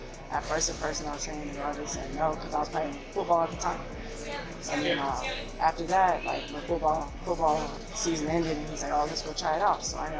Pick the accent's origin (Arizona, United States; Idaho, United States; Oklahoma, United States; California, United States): Arizona, United States; Phoenix; I'm from Phoenix, Arizona.